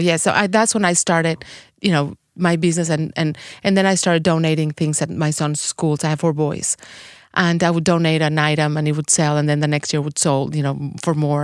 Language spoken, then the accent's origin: English; Mexico City, Mexico; English is a second language; moved away as an adult; also born or lived in Guadalajara; now in Saint Louis, United States; am from Mexico City. I was born in Mexico